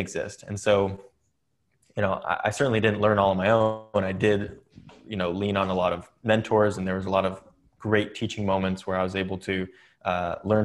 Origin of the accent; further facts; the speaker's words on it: Atherton, California, United States; I grew up in Silicon Valley, California